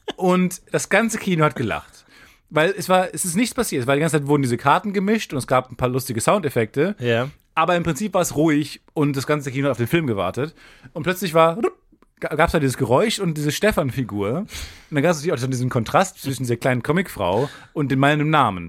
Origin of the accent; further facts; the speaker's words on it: Cologne, North Rhine-Westphalia, Germany; Ich als Kölner